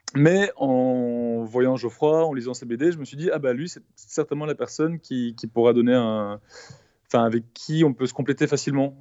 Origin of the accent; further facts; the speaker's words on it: Belgium; je suis belge